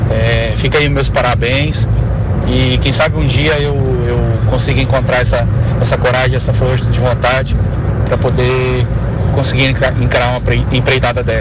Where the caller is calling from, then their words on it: Brasília, Federal District, Brazil; eu sou de Brasília, sou aqui ouvinte assíduo de vocês.